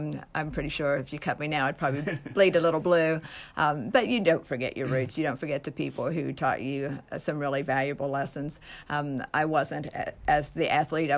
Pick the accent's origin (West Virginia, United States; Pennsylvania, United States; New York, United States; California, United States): West Virginia, United States; Nitro; I came from Nitro. Nitro was not a huge community either